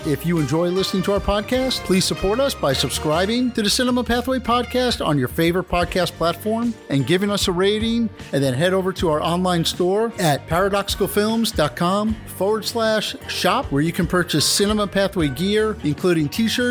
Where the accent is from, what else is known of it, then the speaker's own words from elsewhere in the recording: New Jersey, United States; moved away; I grew up New Jersey